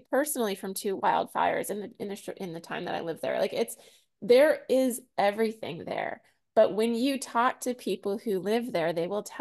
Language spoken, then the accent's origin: English; San Diego, California, United States; now in New Orleans, United States; I came from Southern California, and I hear from people like, "Oh, you're from San Diego."